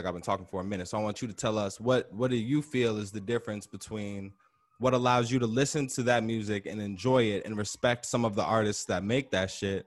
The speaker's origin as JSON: {"language": "English", "town": "Chicago", "region": "Illinois", "country": "United States", "said": "as a Chicagoan, bro, as a Southsider"}